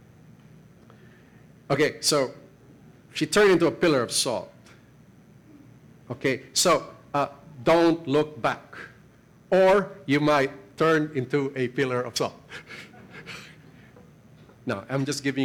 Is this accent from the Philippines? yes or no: yes; Philippines; I'm a Filipino